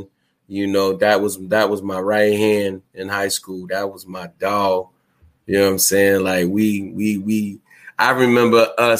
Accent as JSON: {"language": "English", "town": "Boston", "region": "Massachusetts", "country": "United States", "also_born_or_lived": "New Bedford, Massachusetts", "said": "I'm from Boston, Massachusetts, but I used to live out there"}